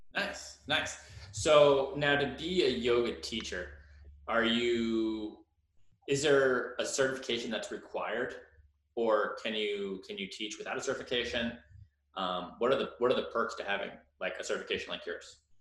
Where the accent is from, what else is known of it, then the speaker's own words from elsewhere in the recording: Long Island, New York, United States; also born or lived in New Jersey; now in Washington, DC, United States; I was born in New Jersey, and uh, when I was four years old, we moved to Long Island